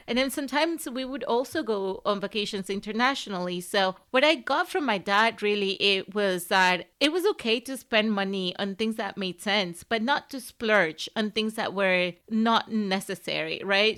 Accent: Venezuela; moved away as an adult; also born or lived in Southern Africa; now in United States; I grew up in Venezuela, and I was, I lived there until I was eighteen

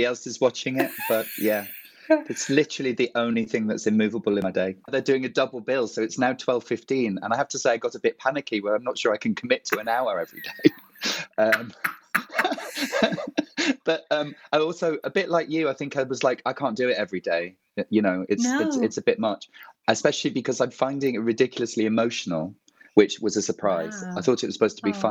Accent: Matlock, East Midlands, United Kingdom; I'm from Matlock

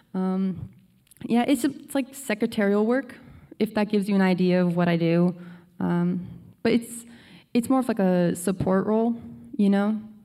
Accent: Connecticut, United States; now in Virginia, United States; we lived in Connecticut all our lives, ever since I was born

